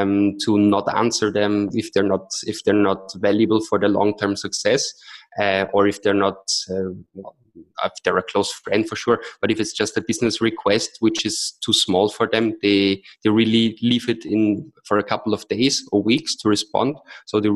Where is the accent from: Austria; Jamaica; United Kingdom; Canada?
Austria; Vienna; moved away; also born or lived in Austin, Texas; I'm originally from Austria, from Vienna